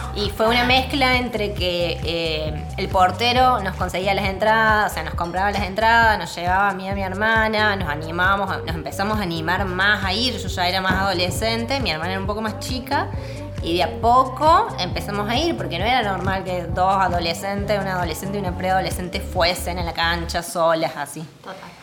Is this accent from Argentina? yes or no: yes; Córdoba, Argentina; yo nací me crié en Alberdi